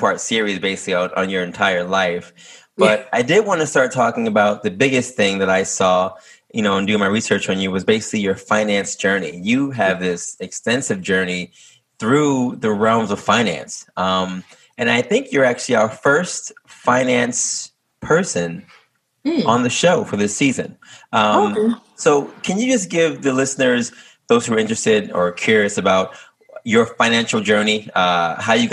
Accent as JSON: {"language": "English", "town": "New York City", "region": "New York", "country": "United States", "moved": "yes", "said": "I'm actually from Harlem"}